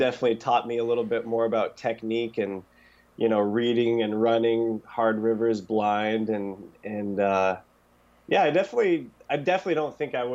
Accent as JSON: {"language": "English", "town": "Grangeville", "region": "Idaho", "country": "United States", "tie": "born or raised there", "said": "I was born in Grangeville, Idaho, at Mountain Syringa Hospital, 8 a.m."}